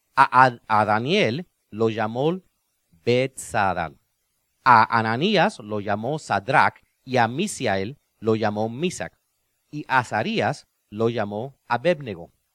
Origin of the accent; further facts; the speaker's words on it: Cuba; yo soy cubano